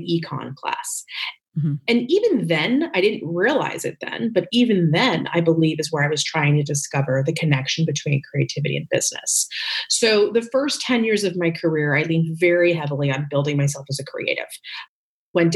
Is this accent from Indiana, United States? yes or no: no; Northern New Jersey, United States; moved away as an adult; also born or lived in New York City; now in Los Angeles, United States; really raised in New Jersey, Northern Jersey